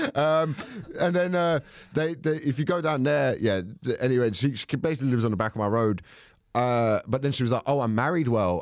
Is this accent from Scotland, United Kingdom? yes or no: no; Thornton Heath, London, United Kingdom; I'm from Fulton Heath